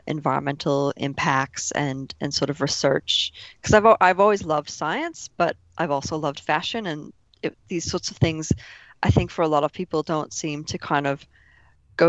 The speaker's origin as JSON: {"language": "English", "region": "Minnesota", "country": "United States", "moved": "as an adult", "lives_now": "Melbourne, Australia", "said": "I'm originally from Minnesota in the United States"}